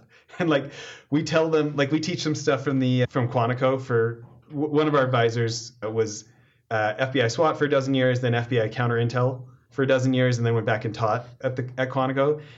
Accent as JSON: {"language": "English", "region": "Alberta", "country": "Canada", "tie": "born or raised there", "moved": "yes", "lives_now": "United States", "said": "me out in Alberta"}